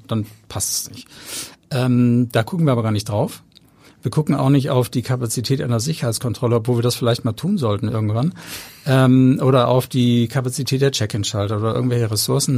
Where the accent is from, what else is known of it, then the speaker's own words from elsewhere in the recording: Hamburg, Germany; ich bin in Hamburg-Langenhorn aufgewachsen